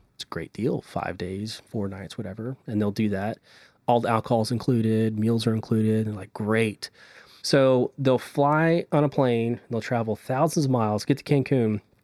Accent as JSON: {"language": "English", "region": "Texas", "country": "United States"}